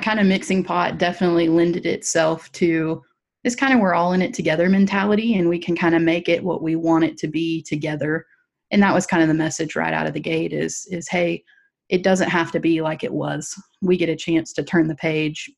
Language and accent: English; Lake Wales, Florida, United States; also born or lived in Tampa, Florida / Hattiesburg, Mississippi; I grew up in Lake Wales, Florida